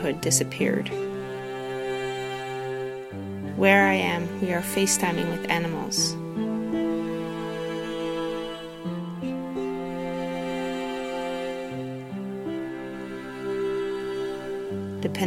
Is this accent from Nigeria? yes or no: no; Netherlands; also born or lived in Tofino, Canada / Cortes Island, Canada; now in Victoria, Canada; I am from the Netherlands where I was born and my family still lives